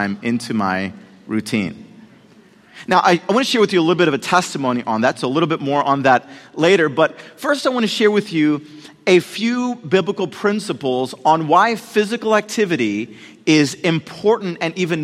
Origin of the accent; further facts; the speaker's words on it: Puerto Rico; moved away; I was born in Puerto Rico